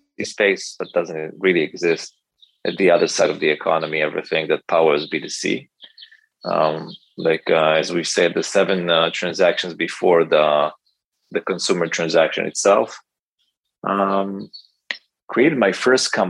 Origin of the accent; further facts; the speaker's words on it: Israel; I grew up in Israel. I live in Tel Aviv with my wife